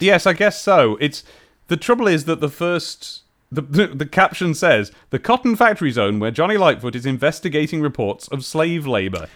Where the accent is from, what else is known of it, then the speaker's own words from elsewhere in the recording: United Kingdom; we're all British here